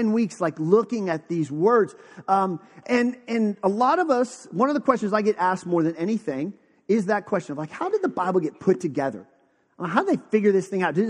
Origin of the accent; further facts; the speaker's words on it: Western Pennsylvania, United States; moved away; also born or lived in Texas; I was born in Western Pennsylvania